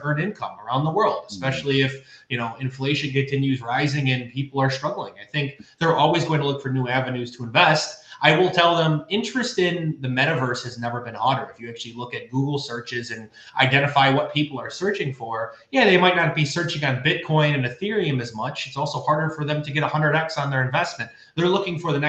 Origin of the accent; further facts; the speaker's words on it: Buffalo, New York, United States; I'm from Buffalo, New York. I'm a very blue collar guy